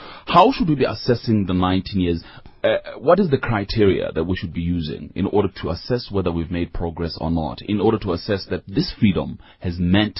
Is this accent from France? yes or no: no; South Africa; unless it assists me in becoming the best that I can be, right, as a South African.